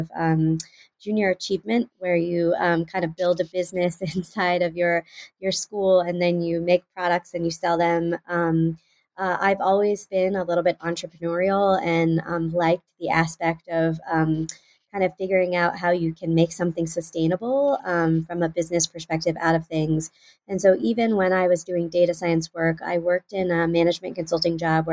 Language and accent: English; Houston, Texas, United States; moved away as an adult; also born or lived in Pennsylvania; I was born and raised in Houston, Texas